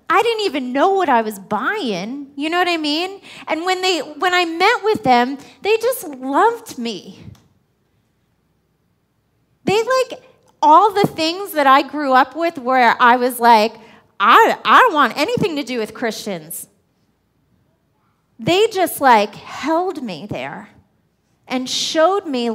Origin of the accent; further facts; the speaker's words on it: New York, United States; I'm a New Yorker